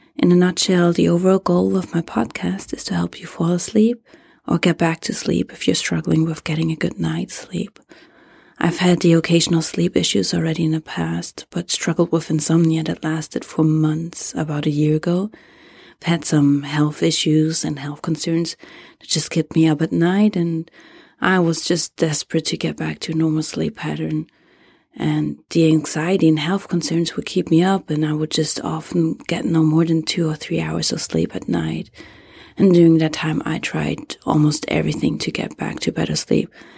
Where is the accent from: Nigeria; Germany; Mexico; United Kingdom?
Germany; English is a second language; moved away as an adult; now in United States; English is not my native, uh, language. I was born and raised in Germany and moved to the U S ten